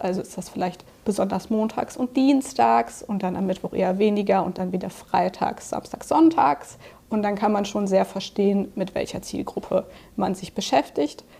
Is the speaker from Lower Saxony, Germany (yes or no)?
no; Cologne, North Rhine-Westphalia, Germany; moved away as an adult; also born or lived in Dublin, Ireland; now in Munich, Germany; ich bin tatsächlich gebürtige Kölnerin